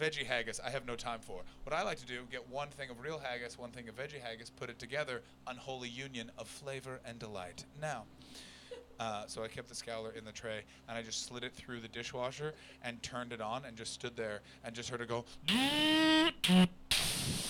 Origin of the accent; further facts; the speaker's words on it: Canada; moved away; I come from Canada